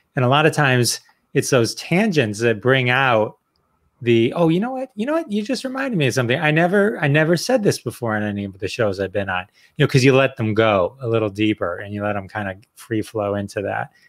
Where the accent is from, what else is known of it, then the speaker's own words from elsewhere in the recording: Detroit, Michigan, United States; I'm from Detroit